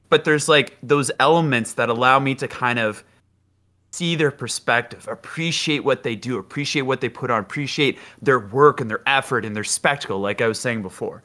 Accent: Ottawa, Ontario, Canada; I, I grew up in Ottawa, so that's the capital of Canada

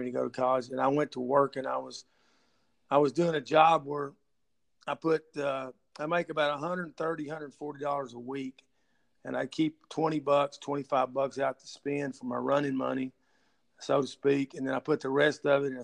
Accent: Dallas, Texas, United States; also born or lived in Mesquite, Texas / DeSoto, Texas; I was born and raised in Dallas, born in Dallas County, Baylor Hospital, and I spent my school years in Mesquite and DeSoto

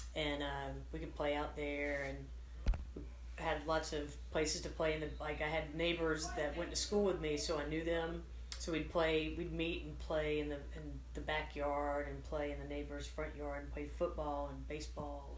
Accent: Atlanta, Georgia, United States; I am from Atlanta, Georgia. I was born in Atlanta

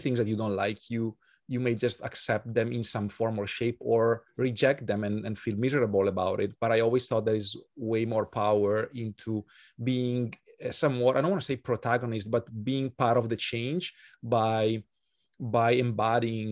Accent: Italy; accent: Italian; English is a second language; moved away as an adult; also born or lived in Switzerland; now in Budapest, Hungary; I'm from Italy, as our audience can tell from my accent.

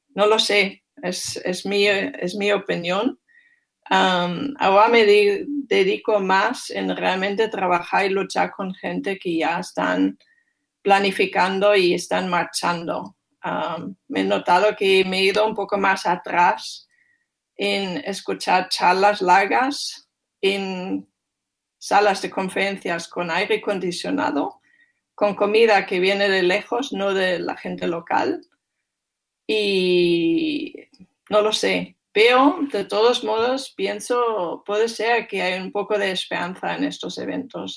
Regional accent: Germany; Spanish is a second language; moved away; soy alemana y soy bastante directa

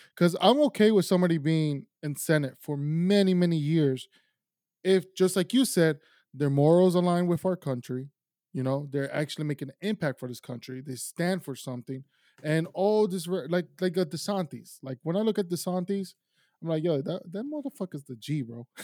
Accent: Miami, Florida, United States; also born or lived in Tulsa, Oklahoma / Ecuador / South America; I was raised in Miami.

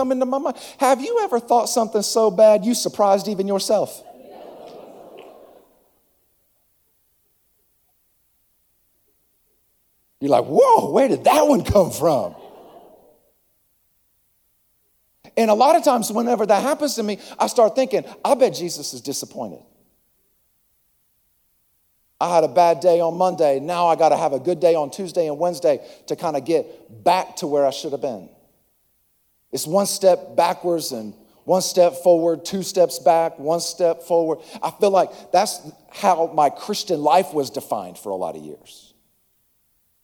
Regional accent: Acworth, Georgia, United States; I'm from Atlanta. I'm actually from Ackworth, but you've never heard of Ackworth.

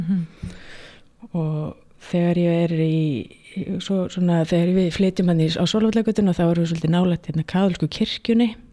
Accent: Reykjavík, Capital Region, Iceland; ég er alveg upp í Reykjavík

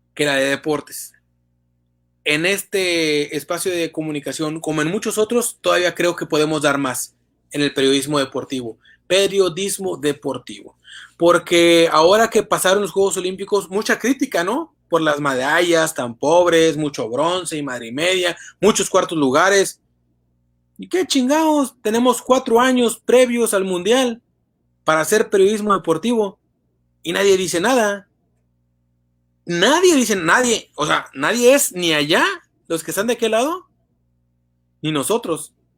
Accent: Tamaulipas, Mexico; un periodista tamaulipeco

